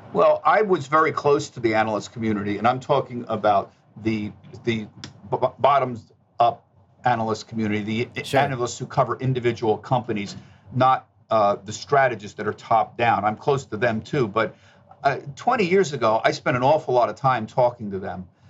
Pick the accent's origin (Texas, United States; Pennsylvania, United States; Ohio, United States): Pennsylvania, United States; outside of Philadelphia; also born or lived in Bronx, New York; I was born in New York. I, I grew up outside of Philadelphia